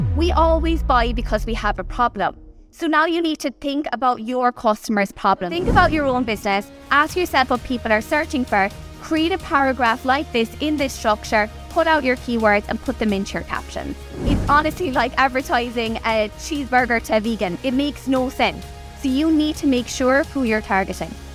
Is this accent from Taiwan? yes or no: no; Kerry, Munster, Ireland; I'm from Kerry, down the other side of the country